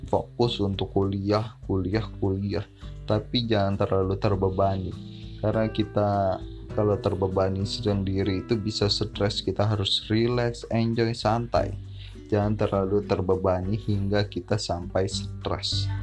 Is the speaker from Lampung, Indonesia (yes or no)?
yes; Bandar Lampung, Lampung, Indonesia; asal gue dari Bandar Lampung tempat tinggal gue dari Bandar Lampung keluarga gue semua di Bandar Lampung